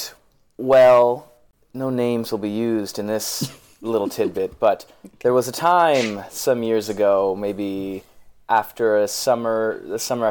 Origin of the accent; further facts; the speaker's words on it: Westport, Connecticut, United States; I'm from Westport, Connecticut